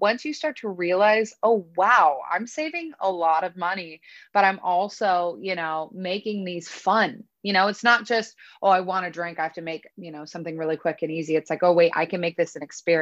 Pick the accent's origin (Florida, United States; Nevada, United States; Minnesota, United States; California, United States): California, United States; Northern; we're from Northern California